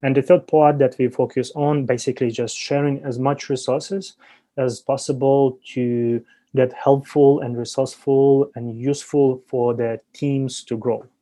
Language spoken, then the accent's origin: English; Ukraine; moved away as an adult; now in China; I graduated from Ukrainian University back in 2010